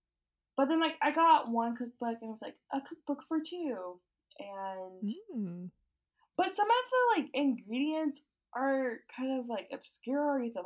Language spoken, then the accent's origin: English; Oklahoma, United States; we're both from Oklahoma